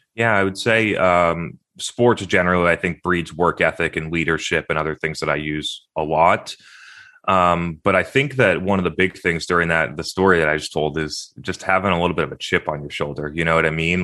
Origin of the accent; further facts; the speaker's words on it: Brookline, New Hampshire, United States; also born or lived in Concord, Massachusetts; I was born in Concord, Massachusetts, but I grew up in, in New Hampshire.